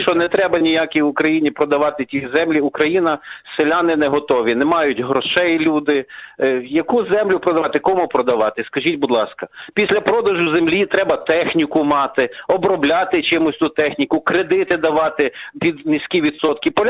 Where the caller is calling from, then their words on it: Warsaw, Masovian Voivodeship, Poland; я з Варшави дзвоню.